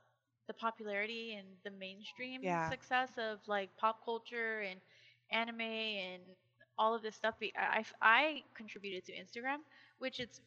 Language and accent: English; Miami, Florida, United States; I'm from Miami, mm-hmm. Florida